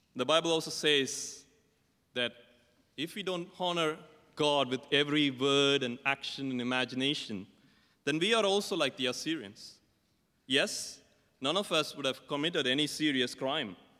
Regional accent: India; I'm from India, and I still remember my growing up years as a schoolboy.

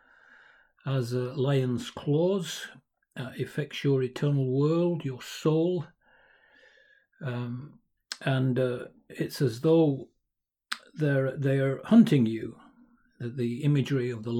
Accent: Lancashire, North West England, United Kingdom; also born or lived in South London; now in London, United Kingdom; I'm from Lancashire, of course.

